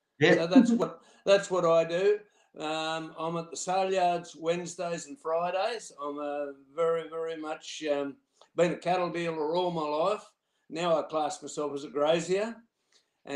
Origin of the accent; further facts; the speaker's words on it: Casino, New South Wales, Australia; I'm from Casino, or Tatum actually, which is between Casino and Corakai.